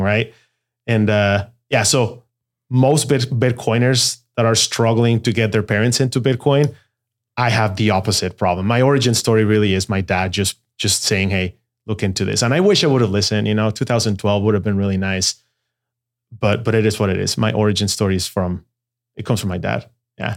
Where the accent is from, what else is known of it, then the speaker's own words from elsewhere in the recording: Mexico City, Mexico; first language Spanish; English is a second language; moved away as an adult; also born or lived in Guadalajara, Mexico; I was born in Guadalajara. Mexico. And at the age of five, moved to Mexico City. So the, the truth is I call Mexico City home.